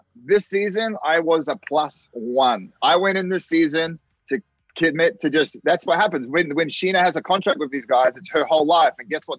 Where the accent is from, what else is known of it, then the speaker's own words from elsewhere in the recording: Australia; moved away as an adult; now in United States; I love Australia. It doesn't mean I don't want to go back home